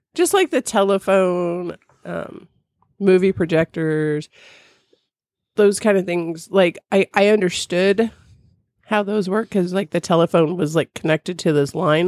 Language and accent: English; California, United States; now in Midwest, United States; I grew up in California